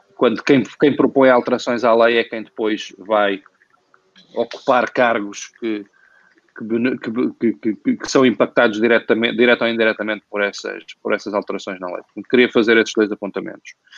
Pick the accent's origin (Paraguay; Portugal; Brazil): Portugal; nós como portugueses, como país, como nação